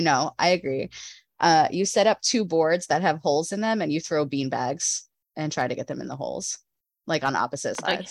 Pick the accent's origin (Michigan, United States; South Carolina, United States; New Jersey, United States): New Jersey, United States; I grew up in New Jersey.